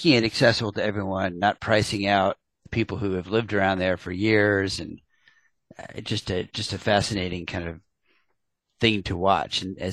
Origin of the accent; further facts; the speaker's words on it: Atlanta, Georgia, United States; I grew up in Atlanta